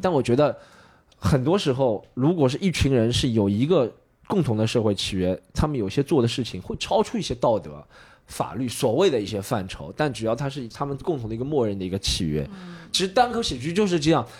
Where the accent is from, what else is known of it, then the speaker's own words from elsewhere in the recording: Shanghai, China; 我作为一个上海人